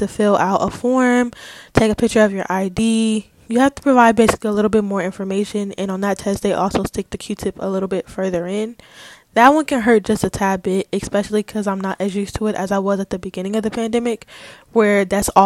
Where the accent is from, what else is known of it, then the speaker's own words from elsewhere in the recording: California, United States; moved away as an adult; also born or lived in Atlanta, Georgia; I go to school in Atlanta and I'm from California